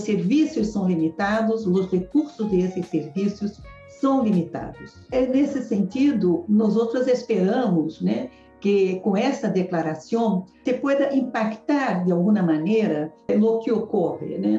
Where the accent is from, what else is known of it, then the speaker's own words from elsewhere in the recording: Brazil; eu como brasileira